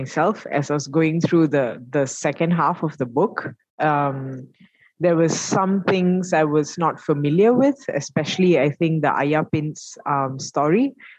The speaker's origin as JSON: {"language": "English", "country": "Malaysia", "said": "as a Malaysian"}